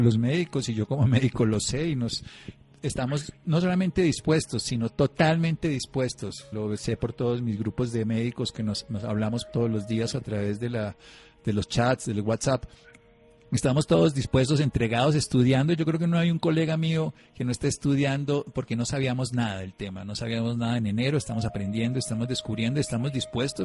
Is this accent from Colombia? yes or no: yes; Colombia; como ciudadano colombiano